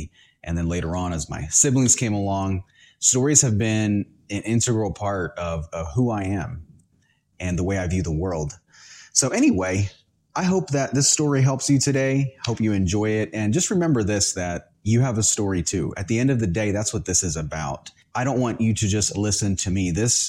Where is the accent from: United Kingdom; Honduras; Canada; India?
Honduras; born there; I was born in Central America in the country of Honduras. So it's a third world country. And I was born there.